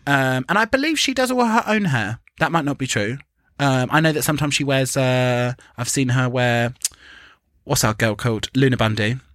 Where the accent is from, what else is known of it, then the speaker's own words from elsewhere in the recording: England, United Kingdom; we're English